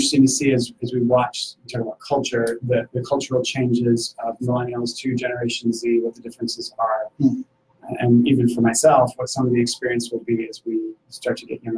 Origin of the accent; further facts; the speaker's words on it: Syracuse, New York, United States; now in Indianapolis, United States; I was actually born here. And then when my family, when I was about 2 years old, my family moved to Syracuse, New York area